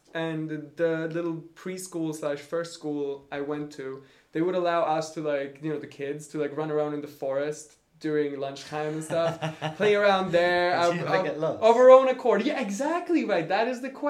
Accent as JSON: {"language": "English", "town": "Nordmaling", "region": "Västerbotten County", "country": "Sweden", "tie": "born or raised there", "also_born_or_lived": "Umeå, Sweden", "second_language": "English", "moved": "as an adult", "lives_now": "Prague, Czech Republic", "said": "So I come 45 minutes from there, from a little municipality called Nordmaling"}